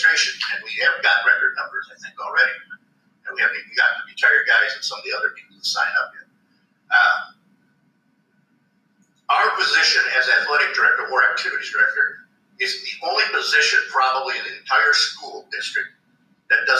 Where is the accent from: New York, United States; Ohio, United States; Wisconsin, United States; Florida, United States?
Wisconsin, United States; now in Missouri, United States; I was from Wisconsin originally